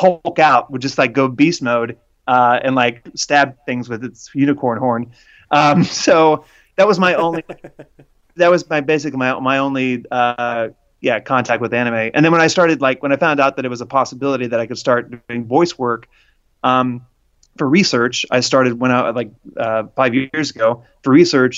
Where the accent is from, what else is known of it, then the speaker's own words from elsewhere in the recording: Jacksonville, Florida, United States; I grew up in Jacksonville, Florida